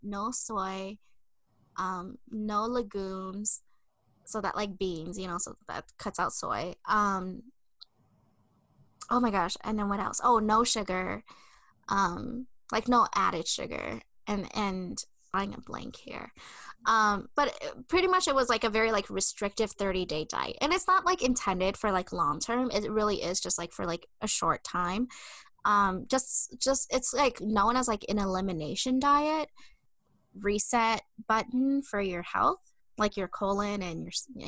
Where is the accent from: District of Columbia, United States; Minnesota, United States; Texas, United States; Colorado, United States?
Minnesota, United States; I'm a Minnesotan through and through